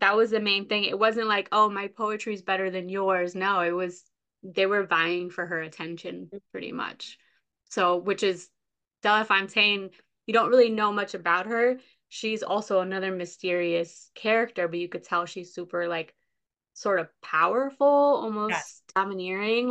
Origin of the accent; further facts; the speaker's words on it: Massachusetts, United States; we're both from Massachusetts